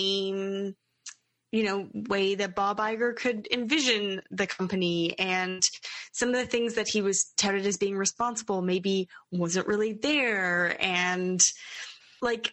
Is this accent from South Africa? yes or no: no; Canada; growing up in Canada with what we have